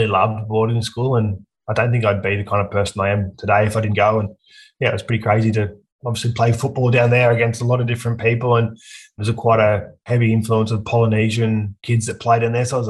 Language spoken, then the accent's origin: English; Aberdeen, New South Wales, Australia; also born or lived in Scone; now in Newcastle, Australia; I grew up in a small country town called Aberdeen, which is about an hour and a half north of Newcastle.